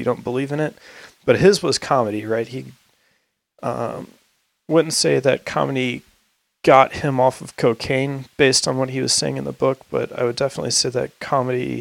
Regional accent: St. Louis, Missouri, United States; now in Boise, United States; I went back to St. Louis, because I was with all my hometown friends

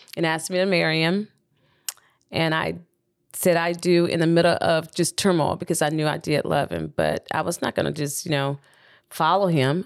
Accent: Birmingham, Alabama, United States; moved away as an adult; also born or lived in Auburn, Alabama; now in Atlanta, United States; I grew up in Birmingham

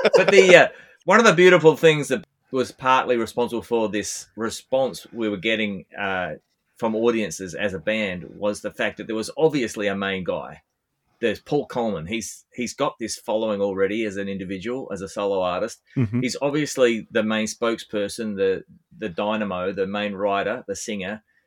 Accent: Australia; I'm I'm an Australian bass player

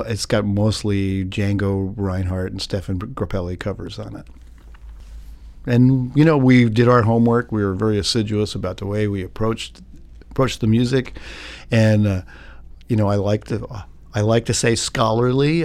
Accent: Philadelphia, Pennsylvania, United States; I was born in Philadelphia, Pennsylvania in nineteen fifty-two

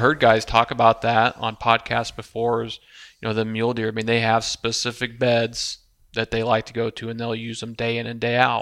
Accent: Midwest, United States; we're all three from the Midwest here.

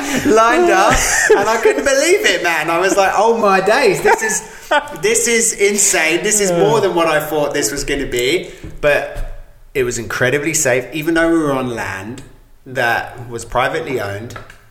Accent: England, United Kingdom; The same as I grew up in England, guns don't exist.

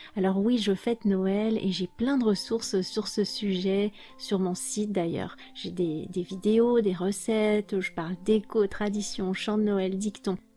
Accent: France; J'ai grandi en France, comme vous le savez, dans une famille française.

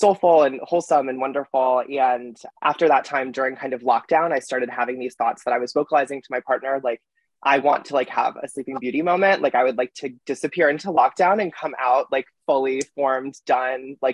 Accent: Chicago, Illinois, United States; moved away as an adult; also born or lived in New York; I grew up in Chicago

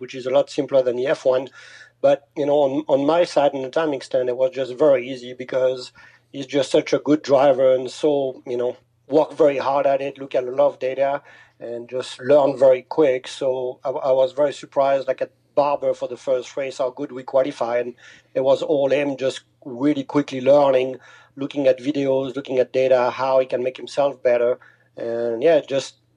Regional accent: France; moved away as an adult; now in United States; I grew up in France, not too far from Switzerland

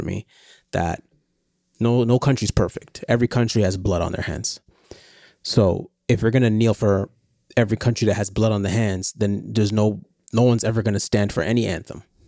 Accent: Canada; as a Canadian

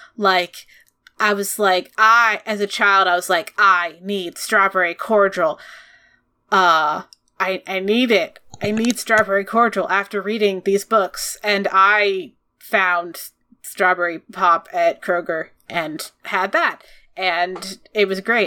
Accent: United States; we're American.

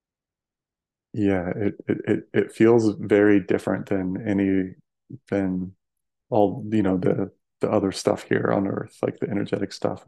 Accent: Denver, Colorado, United States; moved away as an adult; now in Sedona, United States; I grew up in Colorado, like Denver area

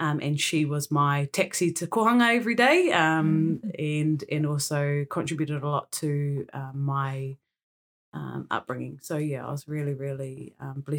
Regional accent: Blenheim, Marlborough, New Zealand; moved away as an adult; now in Auckland, New Zealand; I grew up in Blenheim, and have been here in Tāmaki Makaurau for the last 10, 11 years.

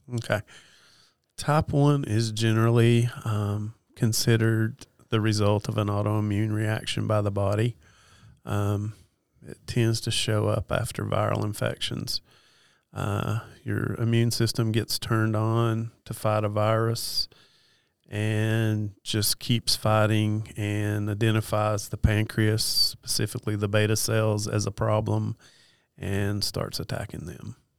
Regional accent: Western North Carolina, United States; also born or lived in East Tennessee; I'm from Western North Carolina

